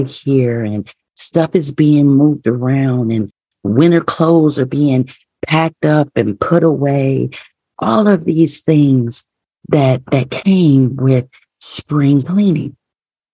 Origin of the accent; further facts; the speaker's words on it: Midwest, United States; I'm a Midwest girl, born and raised in the Midwest